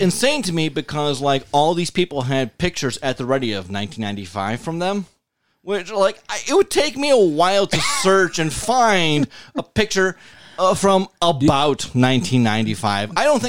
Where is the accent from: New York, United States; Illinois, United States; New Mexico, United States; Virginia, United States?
New York, United States; Buffalo; also born or lived in Burtonsville, Maryland; I'm from Buffalo.